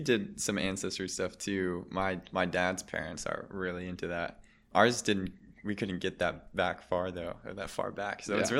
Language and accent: English; Michigan, United States; born there; also born or lived in Germany; I grew up in a couple of different places. I was born in Michigan, but I spent some time abroad in Germany at a international school.